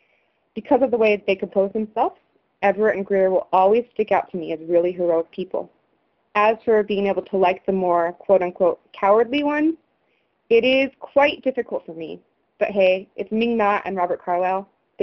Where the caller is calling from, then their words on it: Japan; I'm actually calling from Japan right now.